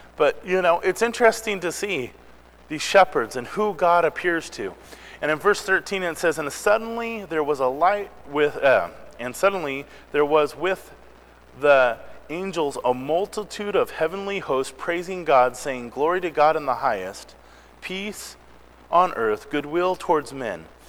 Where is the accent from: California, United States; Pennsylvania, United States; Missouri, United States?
Missouri, United States; moved away; I was born in Missouri